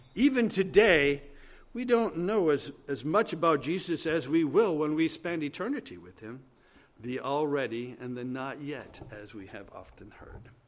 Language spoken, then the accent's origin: English; Brainerd, Minnesota, United States; I was in Brainerd, my hometown, my mother's hometown